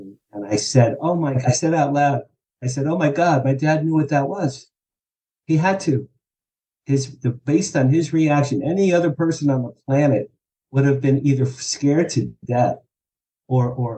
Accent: Asbury Park, New Jersey, United States; I grew up just outside Asbury Park, New Jersey, which is the Jersey Shore

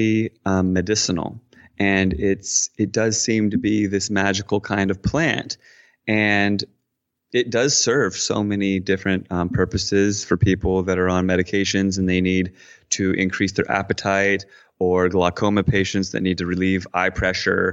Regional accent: Washington, D.C., Virginia side, United States; moved away as an adult; I grew up in basically in Washington, D.C. on the Virginia side of the river

